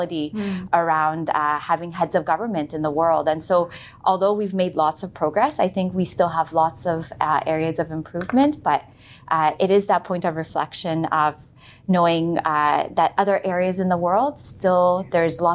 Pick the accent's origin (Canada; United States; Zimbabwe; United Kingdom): Canada; also born or lived in Iran; I was born in Iran with two other sisters. And so my parents personally chose to immigrate to Canada